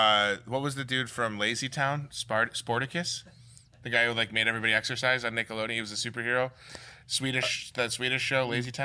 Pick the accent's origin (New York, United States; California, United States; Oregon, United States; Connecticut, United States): New York, United States; Well, I'm from New York.